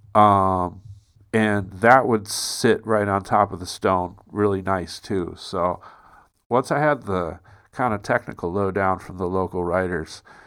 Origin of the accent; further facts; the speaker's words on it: United States; moved away as an adult; also born or lived in San Francisco / London; I'm from America, dude. I'm not from here